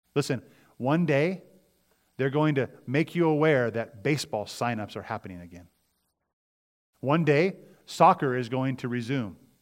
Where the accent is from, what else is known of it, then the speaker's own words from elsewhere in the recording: United States; we as Americans, as citizens